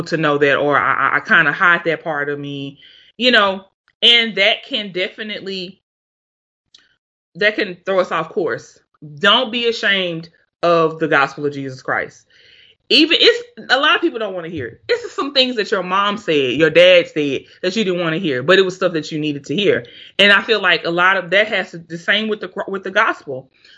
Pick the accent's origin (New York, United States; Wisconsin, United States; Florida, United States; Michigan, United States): Florida, United States; I'm from, you know, I'm from Florida. I'm a Cowboys fan.